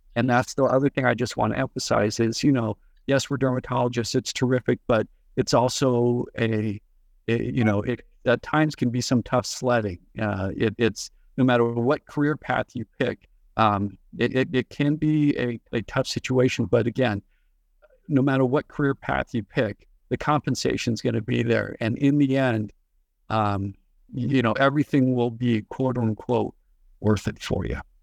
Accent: Bay Area, California, United States; I was born and raised in the Bay Area

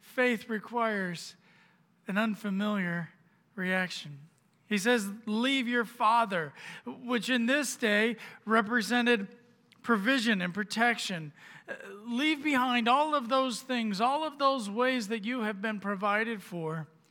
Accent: Orlando, Florida, United States; moved away as an adult; we were living down in Florida, which is where I'm from. I'm from Orlando

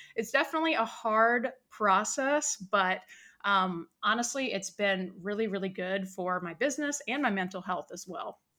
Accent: Richmond, Virginia, United States; moved away as an adult; now in California, United States; I'm originally from Richmond, Virginia.

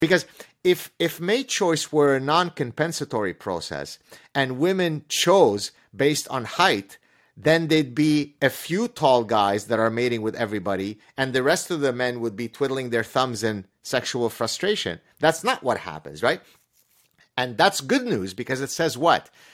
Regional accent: Lebanon; first language Arabic; English is a second language; now in Canada; at the time I was growing up in Lebanon

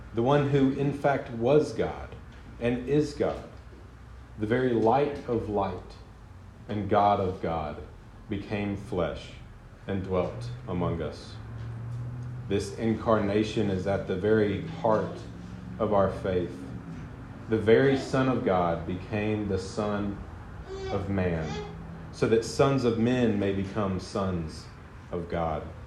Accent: the South, United States; I'm from the South, and so I call Southerners my people

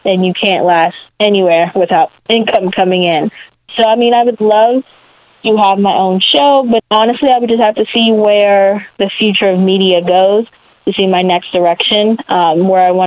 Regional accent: Maryland, United States; I'm from Maryland, but I'm from like the D.C. part of Maryland called the DMV

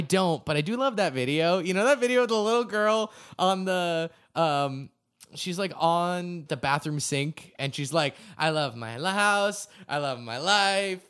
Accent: Acton, Massachusetts, United States; my hometown Acton, Massachusetts

